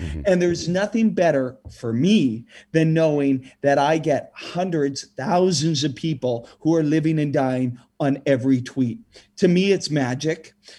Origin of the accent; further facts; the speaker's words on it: Saskatoon, Saskatchewan, Canada; Growing up in Saskatchewan, where, you know, long cold winter nights, we've got the curling rinks, and that's where we gather.